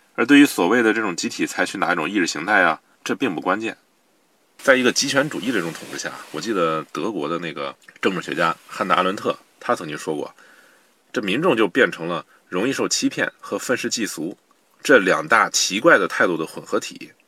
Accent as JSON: {"language": "Chinese", "country": "China", "said": "我们中国人"}